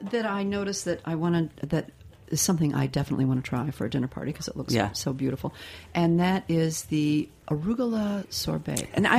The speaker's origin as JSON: {"language": "English", "region": "Midwest", "country": "United States", "said": "I'm from the Midwest too."}